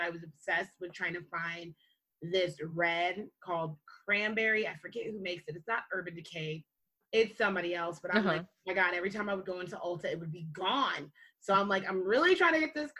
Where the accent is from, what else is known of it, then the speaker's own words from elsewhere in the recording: Jamaica; I'm Jamaican